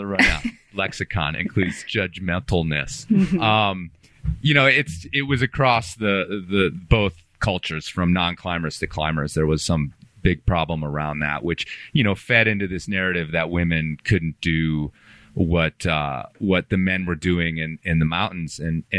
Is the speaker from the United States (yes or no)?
yes; Illinois, United States; also born or lived in Green Bay, Wisconsin; First of all, I was born in Green Bay, Wisconsin. And I have all my family, my extended family still lives up there. My parents, I mostly grew up in Illinois, but my parents have retired back to north of Green Bay.